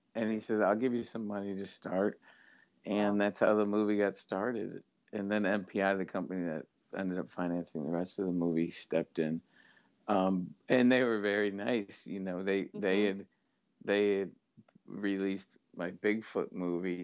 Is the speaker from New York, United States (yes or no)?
yes; Syracuse, New York, United States; my hometown of Syracuse